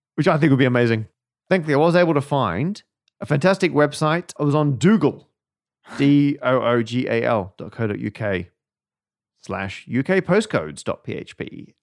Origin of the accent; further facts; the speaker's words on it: Perth, Western Australia, Australia; now in United Kingdom; the suburb where I was born in Australia